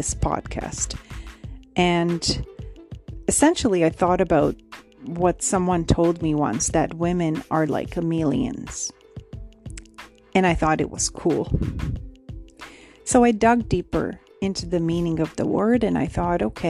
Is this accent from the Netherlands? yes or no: no; Romania; now in Canada; I have immigrated here from Romania, so born and raised in Romania.